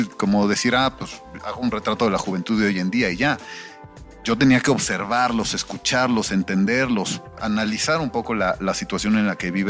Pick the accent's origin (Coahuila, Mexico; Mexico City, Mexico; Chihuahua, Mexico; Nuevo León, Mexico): Mexico City, Mexico; yo soy nacido y criado en el DF.